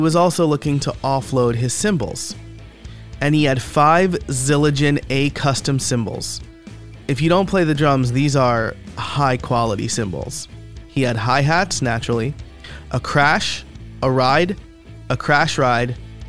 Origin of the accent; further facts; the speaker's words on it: Middletown, New York, United States; a local music store in my hometown of Middletown, New York